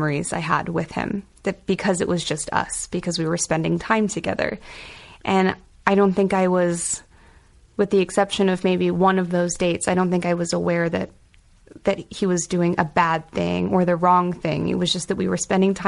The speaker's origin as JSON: {"language": "English", "town": "Boca Raton", "region": "Florida", "country": "United States", "tie": "born or raised there", "also_born_or_lived": "Hawaii", "moved": "yes", "lives_now": "New York City, United States", "said": "Growing up in Boca Raton, Florida, in a very privileged Jewish community"}